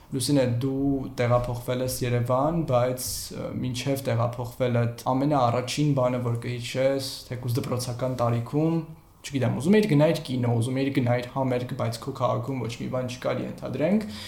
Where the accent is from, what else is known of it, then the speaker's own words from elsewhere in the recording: Artashat, Ararat, Armenia; ես էլ Արտաշատից եմ, ու չնայած նրան, որ ինքը Երևանին կպած քաղաքա